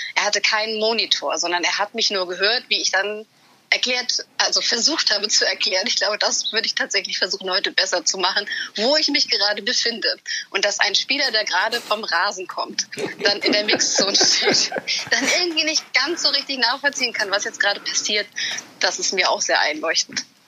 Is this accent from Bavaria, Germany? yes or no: no; Hamburg, Germany; ich Hamburgerin bin